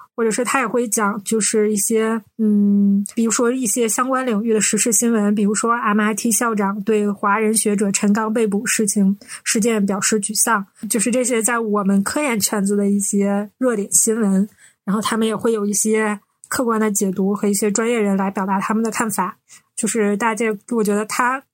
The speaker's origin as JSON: {"language": "Chinese", "region": "Northeast China", "country": "China", "said": "我们是三个来自东北的Ladies"}